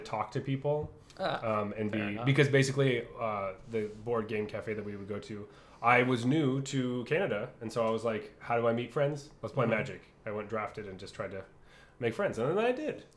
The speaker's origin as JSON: {"language": "English", "country": "United States", "said": "I'm American"}